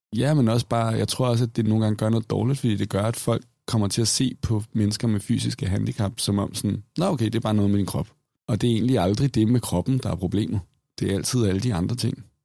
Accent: Copenhagen, Capital Region of Denmark, Denmark; jeg er vokset op i København

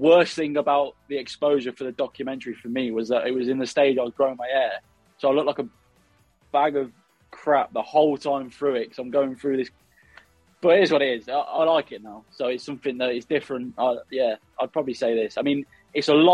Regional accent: Midlands, United Kingdom; I'm from the Midlands

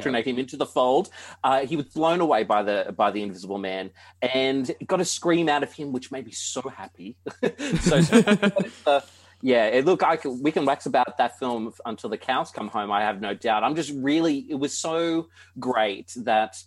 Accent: Hunter Valley, New South Wales, Australia; also born or lived in Canberra; I grew up in the Hunter Valley

